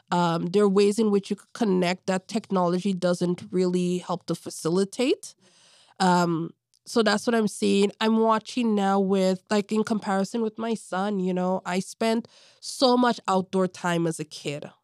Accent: Toronto, Ontario, Canada; As a little kid growing up in Toronto, I remember I did a summer camp at Davenport, Perth, and he was working there.

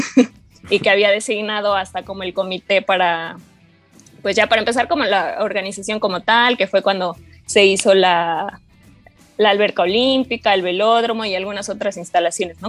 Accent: Mexico; como mexicano y, y alumno de la UNAM

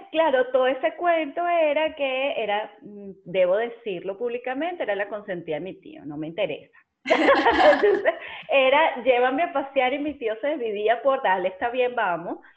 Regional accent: central Venezuela, Venezuela; Dios mío, qué rico, qué rico soy del corazón de Venezuela

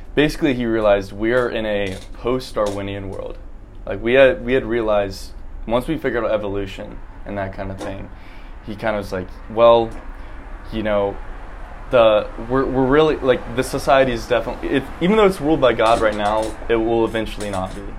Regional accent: Columbia, South Carolina, United States; I'm from Columbia, South Carolina

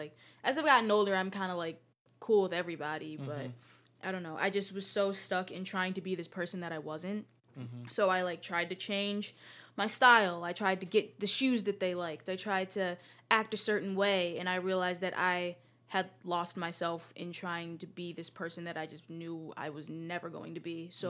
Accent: Greece; But, like, because, like, I grew up in Greece, I was able to be... I, like, knew a lot of the different places or the stuff that they would do or the different schools

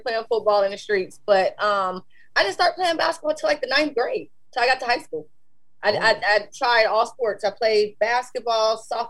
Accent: Compton, California, United States; Home is Compton. I grew up in Compton.

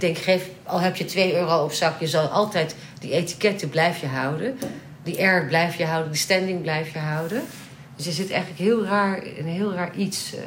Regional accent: Netherlands; also born or lived in London; ik kom uit Nederland

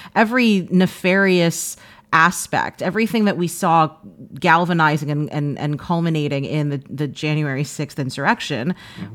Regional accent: New York City, New York, United States; I grew up in Washington Heights.

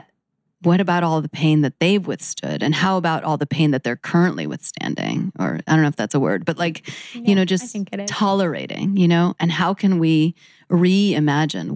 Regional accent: New York City, New York, United States; I'm born and raised in New York City

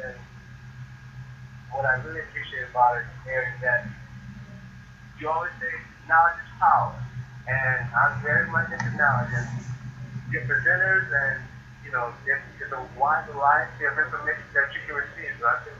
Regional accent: United States; now in Atlanta, United States; I was born in South Troy, but I've been up here in the Atlanta area for over 30 years now. So Atlanta is my home

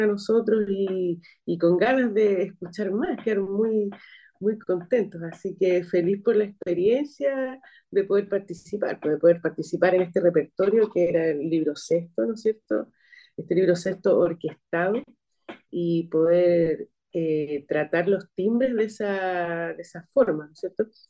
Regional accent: Valparaíso, Chile; yo soy de aquí, de Valparaíso

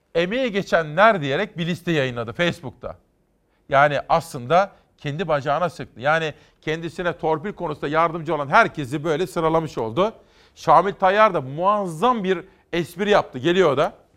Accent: Kütahya, Turkey; moved away; benim memleketim Kütahya

